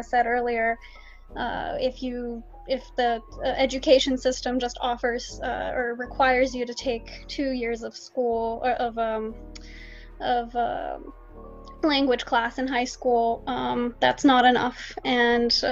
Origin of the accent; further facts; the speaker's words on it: Katy, Texas, United States; also born or lived in Johannesburg, South Africa / Houston; my hometown in Katy